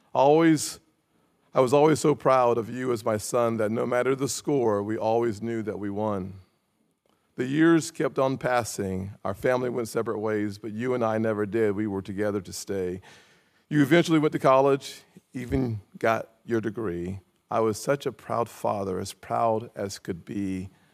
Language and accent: English; Charleston, South Carolina, United States; the College of Charleston in, in my hometown